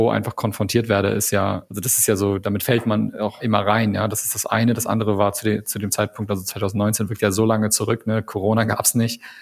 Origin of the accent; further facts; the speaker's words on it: Canada; also ich bin ja Kanadier, ne?